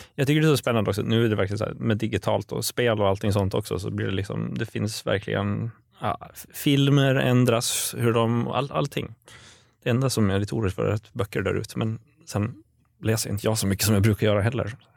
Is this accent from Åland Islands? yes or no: yes; Åland Islands; also born or lived in Eskilstuna; now in Stockholm, Sweden; jag kommer från Åland överlag och vi kanske är lite gnälliga